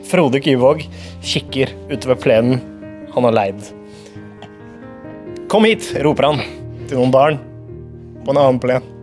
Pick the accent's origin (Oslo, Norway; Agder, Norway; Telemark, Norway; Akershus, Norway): Oslo, Norway; Jeg har mye god Oslo-historie, eh, og jeg tenkte at det kunne være passende siden jeg er fra Nordstrand